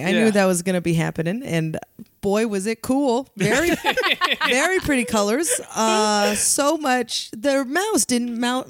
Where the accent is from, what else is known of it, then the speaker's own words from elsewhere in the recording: San Francisco, California, United States; I'm from San Francisco